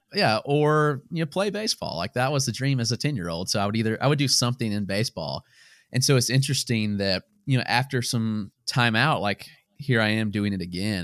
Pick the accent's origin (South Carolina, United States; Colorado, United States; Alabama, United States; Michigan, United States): South Carolina, United States; Greenwood; now in Greenville, United States; I grew up in Greenwood, South Carolina